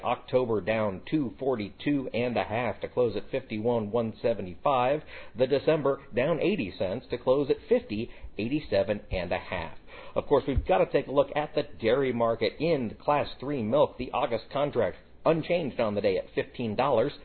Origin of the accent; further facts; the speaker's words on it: United States; I am proudly American, and I pronounce things the American way